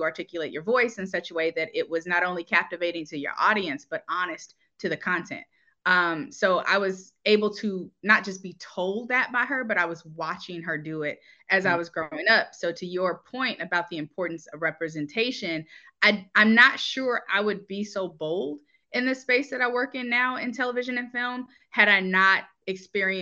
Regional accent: Atlanta, Georgia, United States; I'm originally from Atlanta, Georgia, and my mother was a local producer here

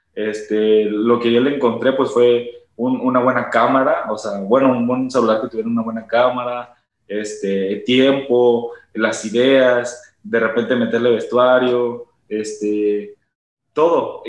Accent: Hidalgo, Mexico; moved away as an adult; now in Monterrey, Mexico; yo soy originario de Hidalgo. Actualmente vivo en Monterrey, como dice Sam, pero pues yo viví muchos años de mi vida en Hidalgo.

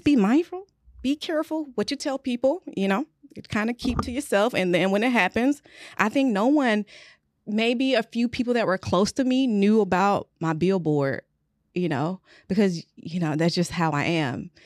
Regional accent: Luthersville, Georgia, United States; I am from Luthersville, Georgia.

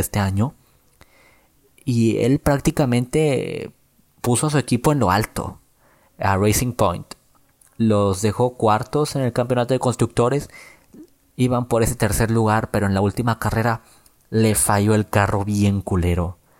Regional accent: Mexico; nosotros como mexicanos

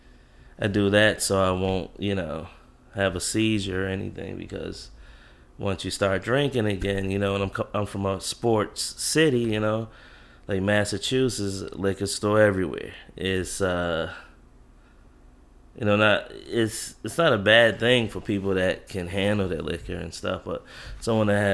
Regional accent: Jamaica; accent: Jamaican; that's my Jamaican kicks in. I don't pronounce anything right

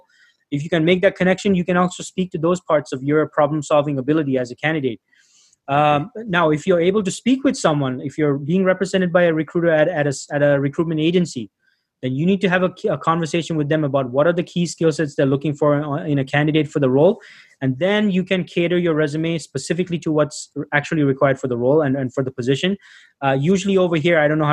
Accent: Toronto, Ontario, Canada; also born or lived in Sri Lanka; I was born in Sri Lanka. I grew up in Toronto, Canada

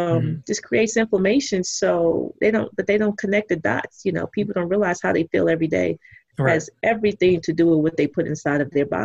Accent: Texas, United States; I'm from Texas.

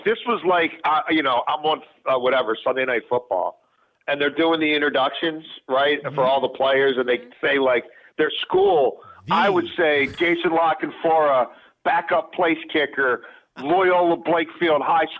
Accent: Baltimore, Maryland, United States; I grew up in Baltimore City in a neighborhood called Highlandtown in East Baltimore.

